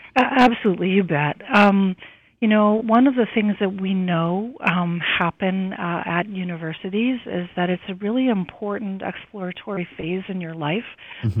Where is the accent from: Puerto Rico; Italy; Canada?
Canada; Saskatoon, Saskatchewan; moved away; I was born in Saskatoon